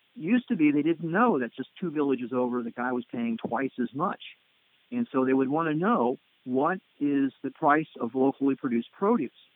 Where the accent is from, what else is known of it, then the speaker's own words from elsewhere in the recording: United States; as being an American tourist